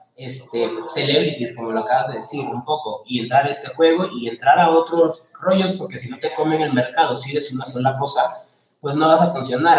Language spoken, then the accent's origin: Spanish; Peru; moved away as an adult; also born or lived in Lima; now in Mexico; yo soy peruano